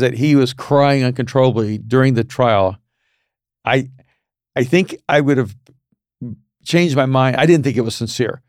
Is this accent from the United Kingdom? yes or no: no; El Salvador; moved away; I was a Latino from El Salvador